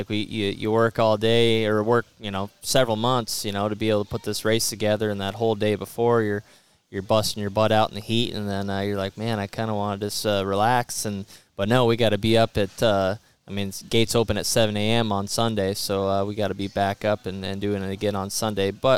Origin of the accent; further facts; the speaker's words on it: Washington, United States; We lived out in the country. I'm from Washington State, and so we're way out in the country